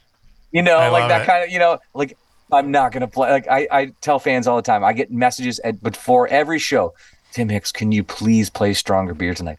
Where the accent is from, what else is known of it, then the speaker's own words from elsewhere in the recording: Niagara Falls, Ontario, Canada; You know, I grew up in Niagara Falls.